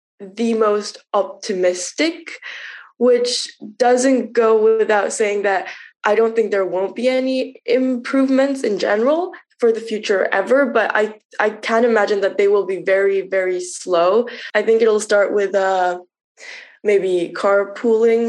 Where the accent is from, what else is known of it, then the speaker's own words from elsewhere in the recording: Munich, Bavaria, Germany; I grew up in Germany and I grew up in a city. So while I was while I was growing up in Munich